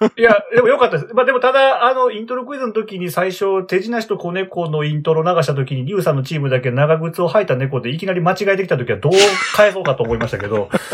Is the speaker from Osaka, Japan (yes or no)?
no; Hyogo, Japan; 出身は兵庫県です。